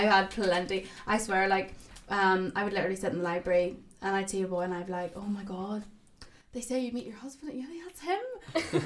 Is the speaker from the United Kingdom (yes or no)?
yes; Ballymena, Northern Ireland, United Kingdom; moved away as an adult; also born or lived in Belfast; I was from Ballymena